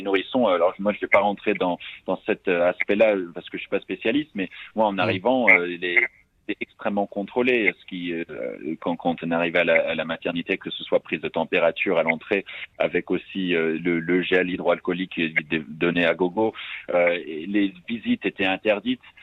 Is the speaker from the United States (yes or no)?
yes; United States; now in France; je, suis américain, euh, franco-américain, j'ai grandi aux États-Unis